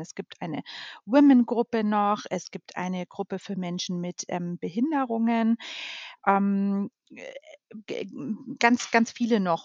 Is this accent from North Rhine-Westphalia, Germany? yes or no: no; Munich, Bavaria, Germany; Ich ähm, bin ein gebürtiges Münchner Kindel, darauf bin ich sehr stolz mhm. und ähm, genau lebe deshalb mit meiner Familie auch in München.